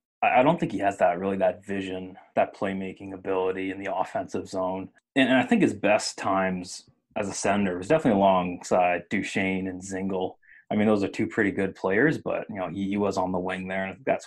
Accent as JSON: {"language": "English", "region": "Nova Scotia", "country": "Canada", "moved": "yes", "lives_now": "Ottawa, Canada", "said": "because I was from Nova Scotia, so didn't really grow up a Sens fan."}